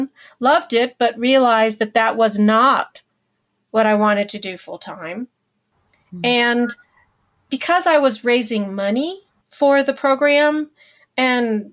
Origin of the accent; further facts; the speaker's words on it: Hampton, Virginia, United States; I grew up in Hampton, Virginia